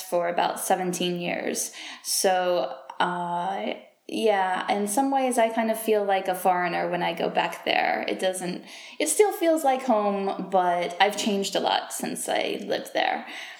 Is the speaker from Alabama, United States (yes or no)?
yes; Mobile, Alabama, United States; I am originally from Mobile, Alabama, in the deep south of the United States.